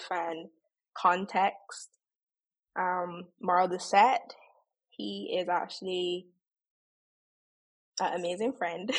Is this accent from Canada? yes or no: no; Saint James, Barbados; Growing up in Barbados was great, to the point that even now as an adult, I don't think I'll ever want to live anywhere else